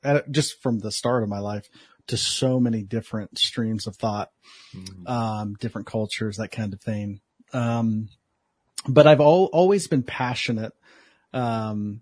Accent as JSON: {"language": "English", "town": "Columbus", "region": "Ohio", "country": "United States", "tie": "born or raised there", "moved": "yes", "lives_now": "Los Angeles area, United States", "said": "I'm originally from Columbus, Ohio"}